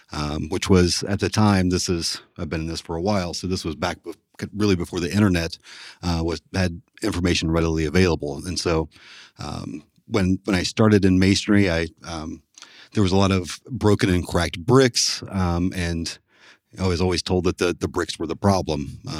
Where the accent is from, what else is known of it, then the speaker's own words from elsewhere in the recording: Huntington, West Virginia, United States; also born or lived in Columbus, Ohio; Well, I grew up just outside of Huntington, West Virginia. I attended school up to the high school in Huntington, and then I moved to Columbus, Ohio to attend Columbus College of Art and Design.